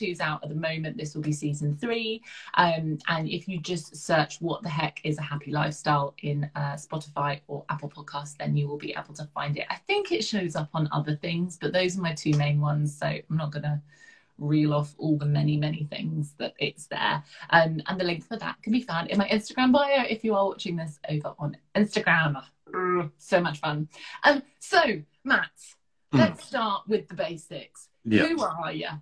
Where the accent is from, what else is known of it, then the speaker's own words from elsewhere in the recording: southern England, United Kingdom; accent: very southern; my accent's very southern, although some of the up north side of the family say my accent's very Downton